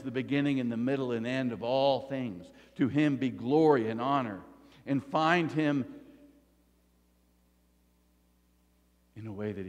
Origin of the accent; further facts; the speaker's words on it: the South, United States; I grew up in the South